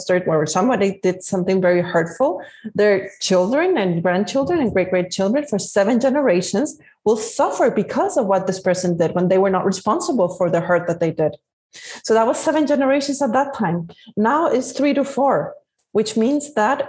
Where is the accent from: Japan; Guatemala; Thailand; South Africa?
Guatemala; also born or lived in Spain; now in California, United States; Originally, I'm from Guatemala. And right now I'm living in California, in USA.